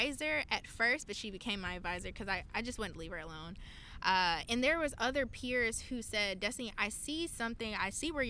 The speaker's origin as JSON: {"language": "English", "region": "Virginia", "country": "United States", "tie": "born or raised there", "also_born_or_lived": "Lithonia, Georgia, United States", "moved": "yes", "lives_now": "Kansas, United States", "said": "I missed home. I missed Virginia. I grew up in Virginia near the Bay, and you go from Virginia to Atlanta"}